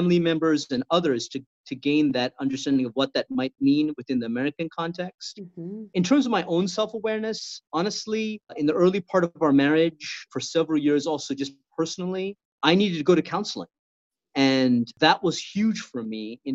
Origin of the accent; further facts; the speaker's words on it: Sri Lanka; also born or lived in Indiana, United States; now in Southern California, United States; growing up in Sri Lanka